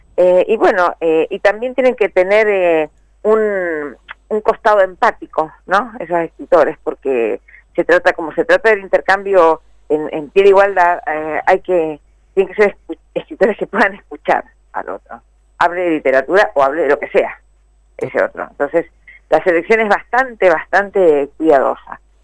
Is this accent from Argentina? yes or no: yes; Mendoza, Argentina; moved away as an adult; now in Buenos Aires, Argentina; yo soy mendocina. Ah, vivo en Buenos Aires, hace, más de 30 años que vivo en Buenos Aires